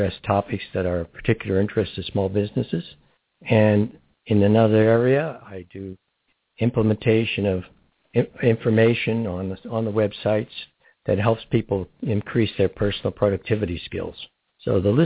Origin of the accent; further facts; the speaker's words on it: Barberton, Ohio, United States; now in Crestview Hills, United States; I was from Barberton, Ohio